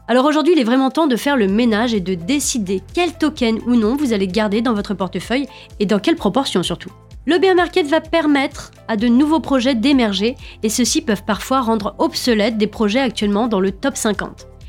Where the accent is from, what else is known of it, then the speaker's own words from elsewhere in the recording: France; nous sommes français et que nous sommes en France